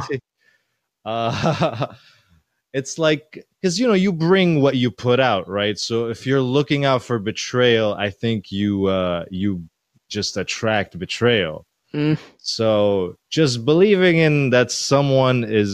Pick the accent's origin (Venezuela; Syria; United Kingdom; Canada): Syria; now in New York, United States; I'm from Syria.